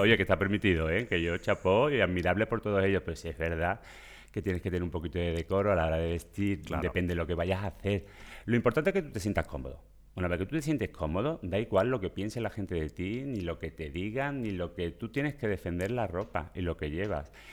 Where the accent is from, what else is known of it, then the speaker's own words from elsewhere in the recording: Seville, Andalusia, Spain; accent: Sevillian; moved away as an adult; now in Catalonia, Spain; por mi acento veréis que soy sevillano